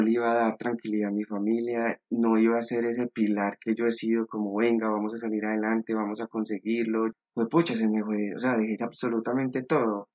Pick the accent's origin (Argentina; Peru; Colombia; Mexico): Colombia; Medellín, Antioquia; moved away as an adult; now in Spain; Yo soy de Medellín